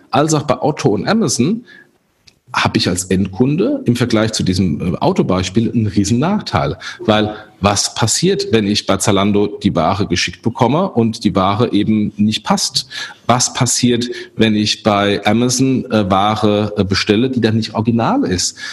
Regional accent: Germany; wir als Deutsche

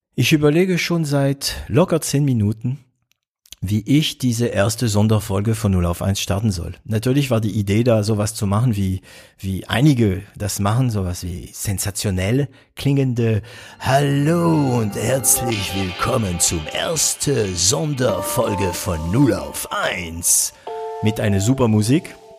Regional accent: France; accent: French; German is a second language; moved away as an adult; now in Germany; ich bin Franzose, ich bin kein Belgier, ich bin kein Kanadier. Ähm, ich bin in Frankreich geboren

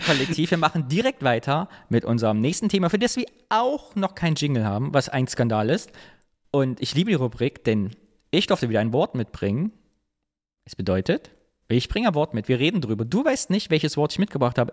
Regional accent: East Germany, Germany

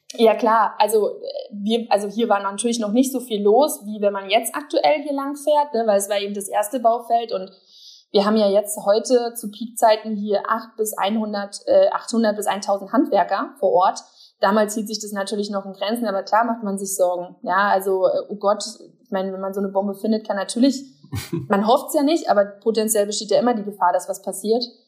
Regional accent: Berlin, Germany; ich als Berliner

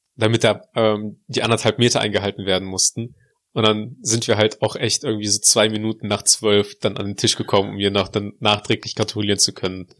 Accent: Russia; now in Germany; bei uns in Russland

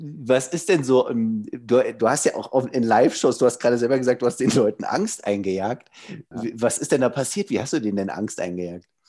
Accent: Germany; bei uns in Deutschland

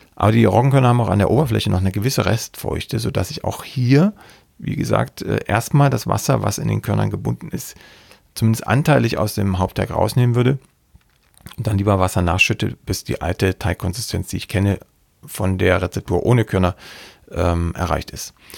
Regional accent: Saxony, Germany; ich komme ja aus Sachsen

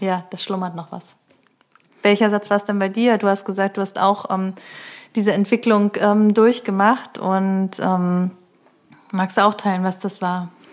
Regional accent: Neustrelitz, Mecklenburg-Vorpommern, Germany; now in Berlin, Germany; ich komme ja aus Neustrelitz

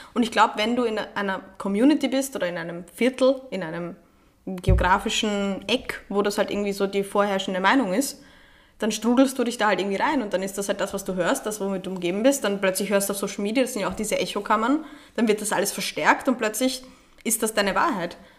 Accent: Austria; also born or lived in Vienna; Bei uns in Österreich

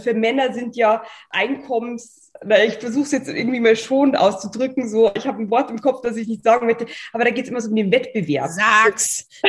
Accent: Bavaria, Germany; accent: Bavarian; und hatte dann auch noch meinen bayerischen Akzent und die sprachen alle perfektes Hochdeutsch.

